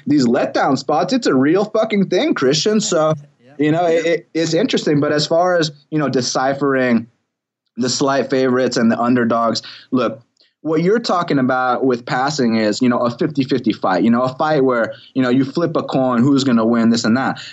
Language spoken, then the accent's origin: English; Atlanta, Georgia, United States; I am from Atlanta